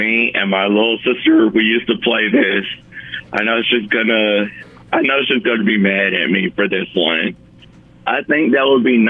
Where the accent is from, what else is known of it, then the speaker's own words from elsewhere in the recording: Montgomery, Alabama, United States; I'm from Montgomery